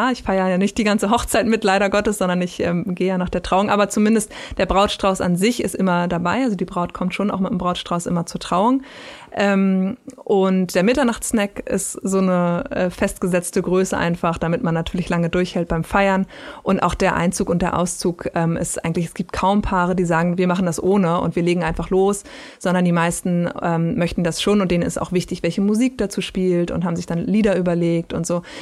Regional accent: Berlin, Germany; Ich Hoch bin Berlinerin, Currywurst natürlich.

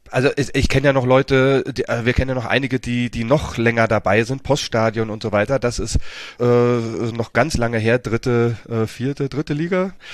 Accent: Berlin, Germany; komme aus Berlin, bin in Berlin geboren, äh, im schönen Reinickendorf ähm, und habe auch Jugend in Zehlendorf verbracht.

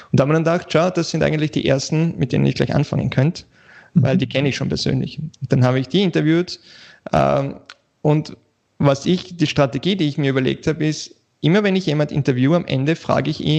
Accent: Vienna, Austria; ja, ich bin aus Wien, äh

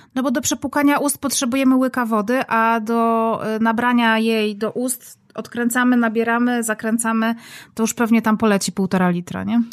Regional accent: Silesian Voivodeship, Poland; Ja zresztą jestem z, ze Śląska

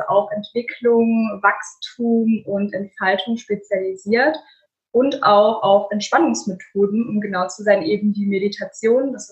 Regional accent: Offenburg, Baden-Württemberg, Germany; ich komme aus Offenburg, das ist in der Nähe von Freiburg.

